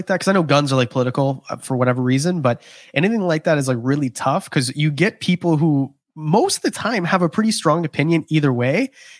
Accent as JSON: {"language": "English", "country": "Canada", "said": "I'm Canadian. That was the craziest thing I've ever heard."}